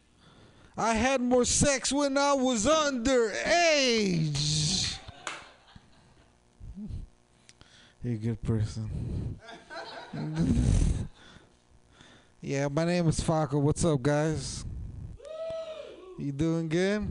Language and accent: English; San Jose, California, United States; I'm from San Jose